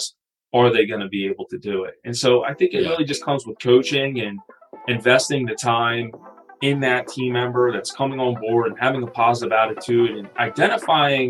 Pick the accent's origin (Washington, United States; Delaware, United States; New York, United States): Delaware, United States; Wilmington; I grew up in Wilmington, Delaware, right? So just outside of Philadelphia